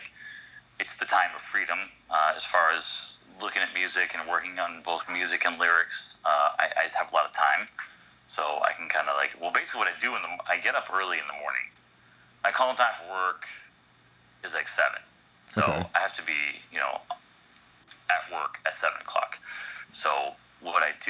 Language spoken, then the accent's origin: English; Shrewsbury, Massachusetts, United States; also born or lived in Boston; I was born in Boston and raised in Shrewsbury, Massachusetts.